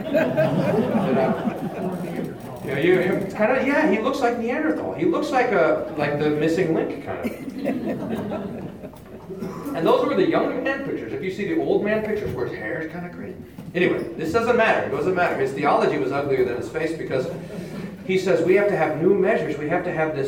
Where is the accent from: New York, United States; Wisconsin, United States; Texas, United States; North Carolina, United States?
Texas, United States; Kerrville; there was a creek that was by my house growing up in Kerrville.